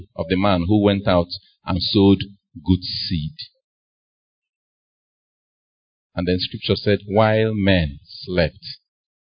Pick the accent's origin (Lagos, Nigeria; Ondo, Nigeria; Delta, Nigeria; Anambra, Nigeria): Anambra, Nigeria; Nnewi; When she realized that I was from Newi